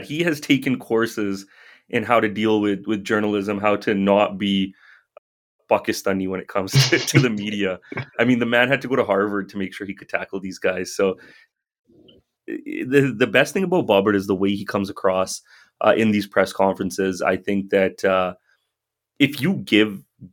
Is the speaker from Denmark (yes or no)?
no; Canada